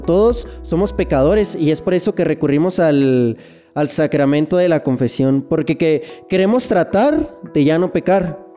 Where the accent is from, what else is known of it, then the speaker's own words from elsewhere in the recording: Chihuahua, Mexico; accent: norteño; soy de Ciudad meoki Chihuahua